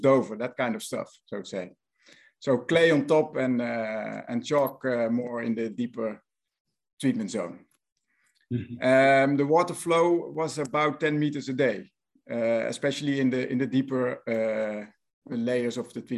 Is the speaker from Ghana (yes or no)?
no; Netherlands; accent: Dutch; English is a second language; my Dutch accent